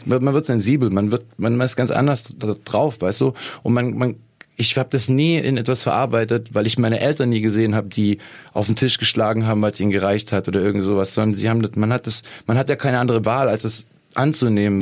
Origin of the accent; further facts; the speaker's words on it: Lake Constance, Germany; ich bin am Bodensee aufgewachsen